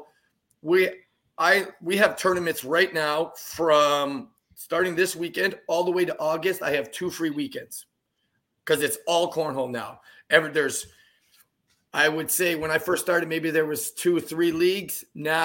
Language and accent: English; possibly Newfoundland, East Coast, Canada; I'm from the East Coast